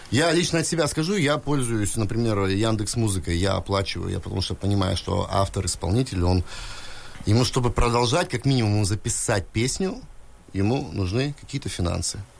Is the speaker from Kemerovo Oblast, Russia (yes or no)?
no; Novorossiysk, Krasnodar Krai, Russia; Да, я, я коренной житель, я родился здесь, в Новороссийске.